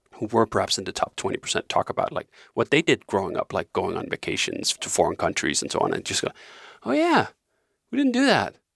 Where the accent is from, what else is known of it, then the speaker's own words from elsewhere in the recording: Denmark; moved away as an adult; now in Malibu, United States; growing up in Denmark